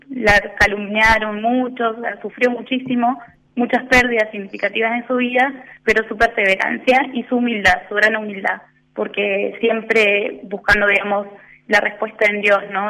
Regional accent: Punta Alta, Buenos Aires Province, Argentina; moved away as an adult; now in La Plata, Argentina; mi familia vive en Punta Alta, eh, yo nací allá en Punta Alta

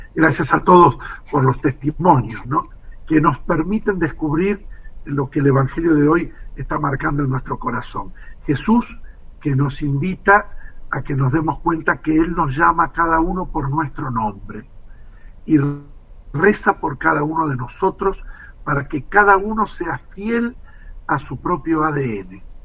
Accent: Argentina; nuestra vida como argentinos

